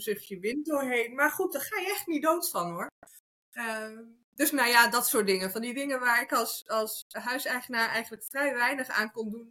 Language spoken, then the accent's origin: Dutch; Netherlands; moved away as an adult; now in Spain; Ik ben geboren in Nederland.